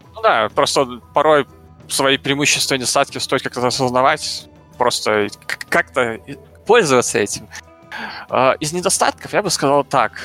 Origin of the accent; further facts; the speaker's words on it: Belarus; я из Беларуси